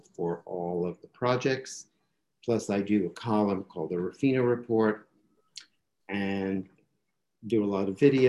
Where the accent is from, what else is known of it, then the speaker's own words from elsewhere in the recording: New York City, New York, United States; I'm a native New Yorker, born and raised in Chinatown.